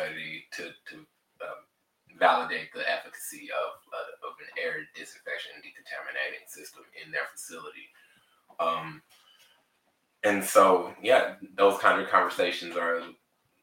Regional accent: Tulsa, Oklahoma, United States; moved away as an adult; also born or lived in Amarillo, Texas; now in Dallas-Fort Worth, United States; I was raised in Tulsa, Oklahoma

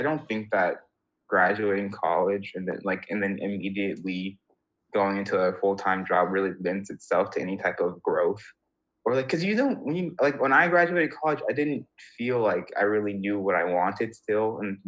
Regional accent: United States; And I'm just like, when I was that age as an American, I did not care at all.

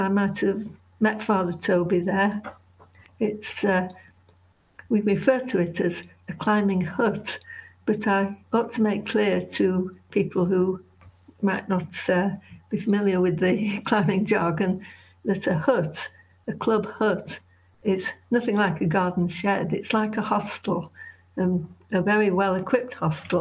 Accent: Leeds, Yorkshire and the Humber, United Kingdom; I live in the Yorkshire Dales. I'm a Yorkshire woman because I was born in Leeds

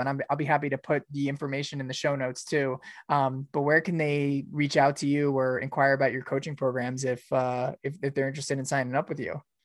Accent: New York, United States; moved away; I'm from New York too originally

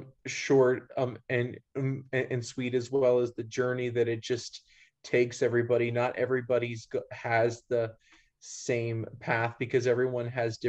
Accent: Bethesda, Maryland, United States; moved away as an adult; now in Hays, Kansas, United States; I'm originally from Bethesda, Maryland, which is right outside of the Washington, D.C. Area.

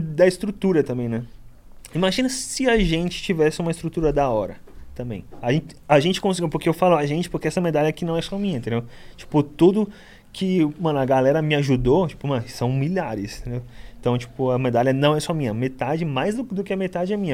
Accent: Guarujá, São Paulo, Brazil; born or raised there; also born or lived in Itanhaém, São Paulo

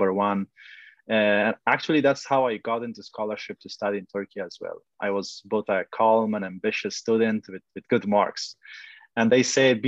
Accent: Kabul, Afghanistan; now in Vancouver, Canada; I was born in Afghanistan, in Kabul

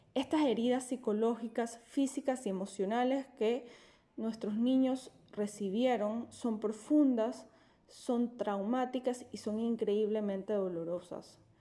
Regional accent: Panama; Como panameña

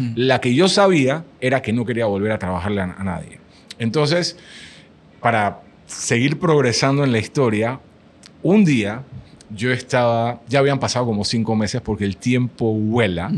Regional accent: Panama; yo, yo, soy del otro lado del mundo, soy de Panamá

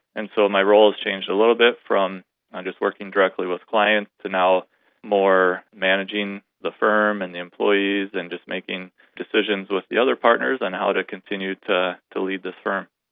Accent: Sioux Center, Iowa, United States; I was born and raised in Sioux Center

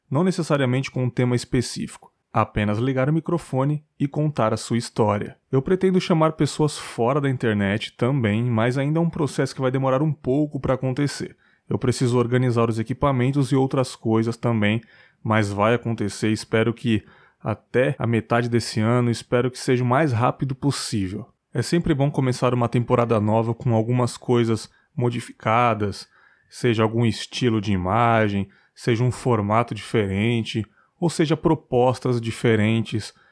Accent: São Paulo, Brazil; disse que eu sou de São Miguel Paulista, me mudei para um conjunto habitacional do governo mais ou menos em 98, 99. Era um lugar muito tranquilo, dificilmente acontecia alguma coisa pesada pela redondeza.

